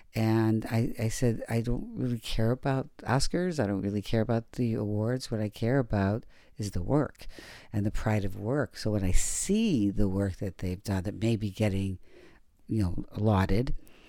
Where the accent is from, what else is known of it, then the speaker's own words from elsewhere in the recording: Detroit, Michigan, United States; Yeah, I come from Detroit.